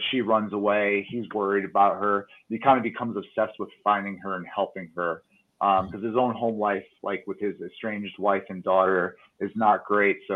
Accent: Connecticut, United States; now in Reno, United States; I'm actually an East Coaster. I'm originally from Connecticut, but kind of moved around a bunch.

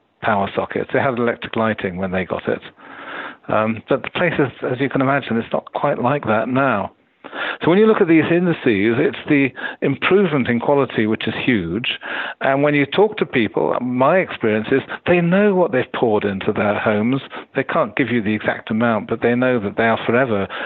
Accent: United Kingdom; as a Brit

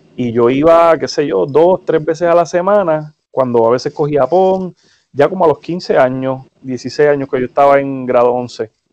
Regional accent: Humacao, Puerto Rico; moved away as an adult; now in United States; yo soy de Humacao, biuniversitaria en Humacao, eh, al frente de la UPR

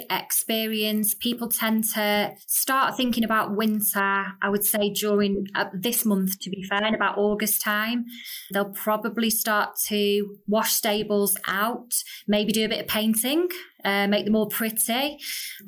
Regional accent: Stockport, North West England, United Kingdom; I'm originally from Stockport in Manchester.

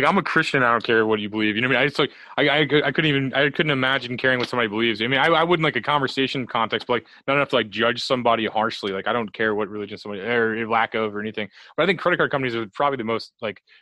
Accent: St. Louis, Missouri, United States; I'm from St. Louis

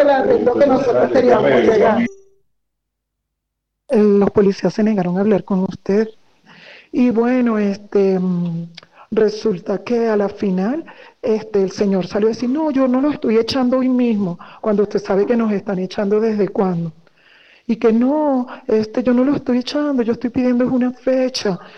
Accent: Venezuela; Usted sabe que nosotros somos venezolanas

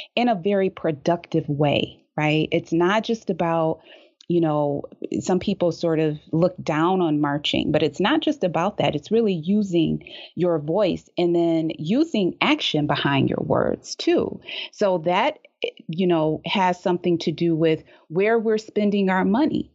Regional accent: Detroit, Michigan, United States; in Detroit, growing up in Detroit

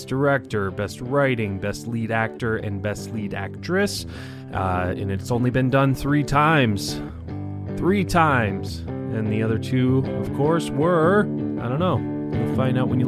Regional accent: Detroit, Michigan, United States; now in Florida, United States; I'm from Detroit originally

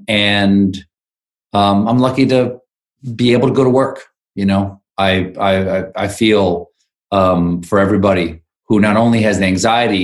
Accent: South Carolina, United States; moved away as an adult; South Carolina, which is where I grew up and where my wife grew up

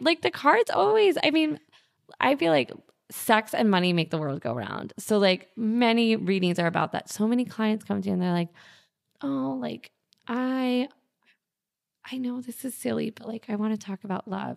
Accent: New York, United States; as a New Yorker

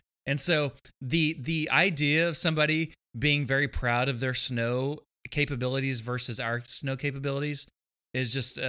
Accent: Texas, United States; So I was born in Texas, and I'm talking deep in the heart of Texas.

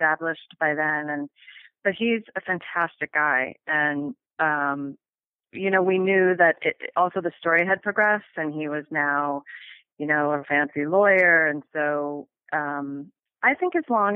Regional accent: Minneapolis, Minnesota, United States; moved away; I was from Minneapolis and I grew up with hockey

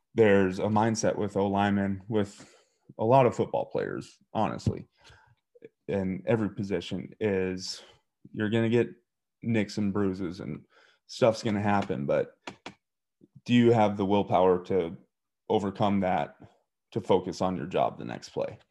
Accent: eastern Montana, United States; moved away as an adult; now in Ohio, United States; I grew up in a small town in eastern Montana, about five thousand people.

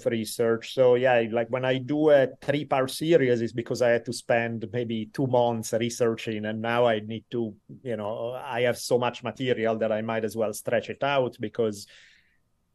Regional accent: Italy; moved away as an adult; now in California, United States; So I moved from Italy when I was 18, started studying for university. I lived here ever since in California

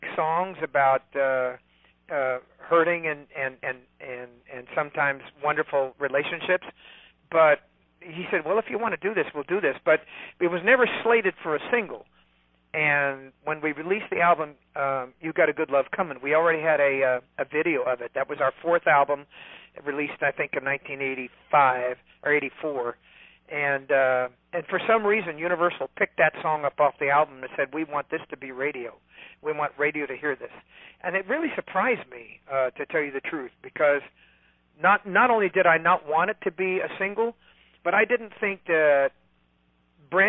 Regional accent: California, United States; also born or lived in Nevada; I'm from California

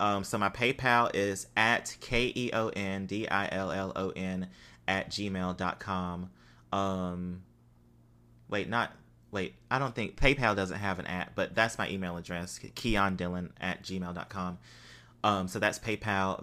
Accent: United States; what we grew up with in the United States as far as Christianity

